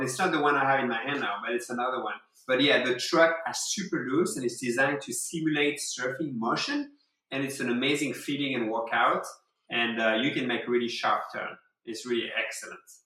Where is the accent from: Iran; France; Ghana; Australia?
France; English is a second language; moved away as an adult; now in Rochester, United States; a young French man with two surfboards